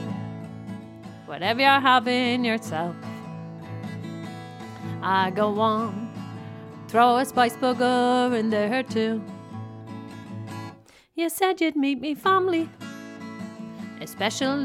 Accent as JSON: {"language": "English", "town": "Dublin", "region": "Leinster", "country": "Ireland", "said": "We're from Clonmainham"}